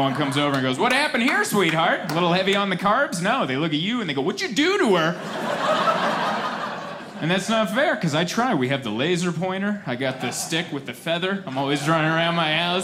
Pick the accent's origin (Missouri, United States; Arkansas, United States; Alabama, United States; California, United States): California, United States; San Diego; I'm from San Diego. That's where I call home. San Diego, California